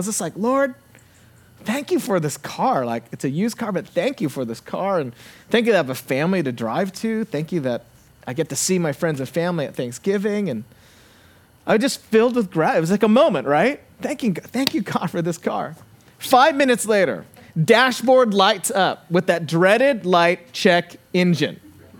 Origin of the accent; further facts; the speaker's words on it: Santa Barbara, California, United States; I actually stop in my hometown of Santa Barbara, and I get the oil change.